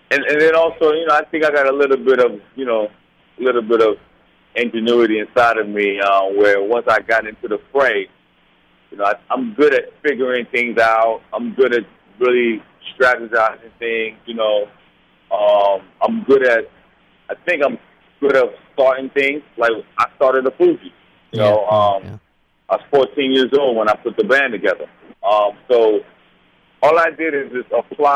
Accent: United States; I'm from America. I was born in America. My parents are from Haiti.

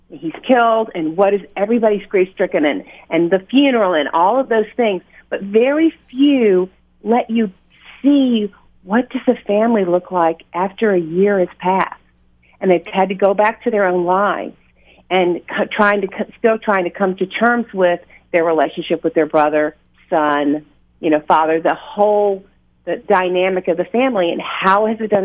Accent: Mississippi, United States; accent: Southern; now in Chicago, United States; I'm from actually from Mississippi.

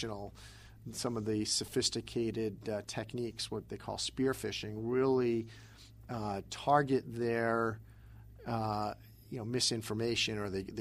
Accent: East Coast, United States; I'm from the East Coast

